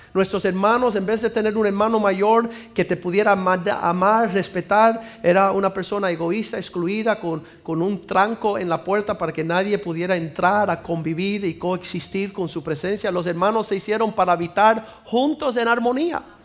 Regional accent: Cuba; soy cubano

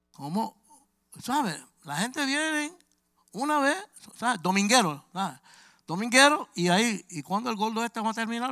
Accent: New York City, New York, United States; Yo soy de Brooklyn, Nueva York

